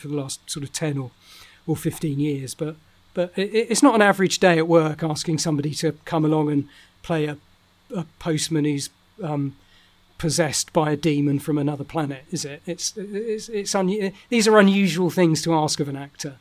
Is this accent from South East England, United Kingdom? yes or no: yes; South and southeast of the UK, South East England, United Kingdom; accent: Estuary English; my accent is a very sort of it's called Estuary English, which is a sort of expansion of London, of a London accent. It's a very southern. Accent.